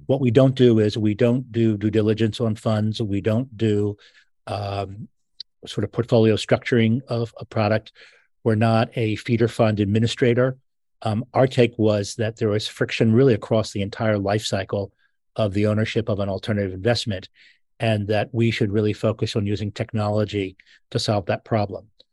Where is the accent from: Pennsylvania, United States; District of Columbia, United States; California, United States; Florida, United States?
Pennsylvania, United States; Philadelphia; I'm from Philadelphia